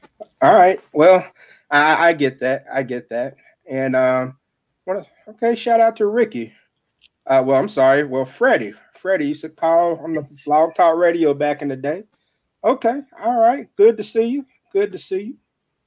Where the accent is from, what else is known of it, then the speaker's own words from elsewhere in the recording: Jackson, Mississippi, United States; From the 601 area code, my hometown of Jackson, Mississippi